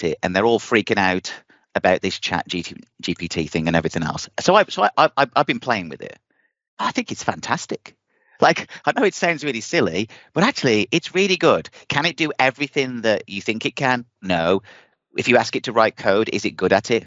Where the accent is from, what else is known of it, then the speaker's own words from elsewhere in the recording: England, United Kingdom; moved away as an adult; also born or lived in London; now in United States; I came from England